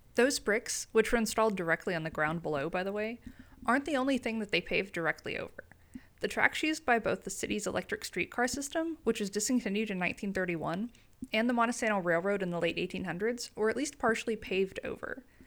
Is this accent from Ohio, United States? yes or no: no; Huntsville, Alabama, United States; growing up in the Huntsville area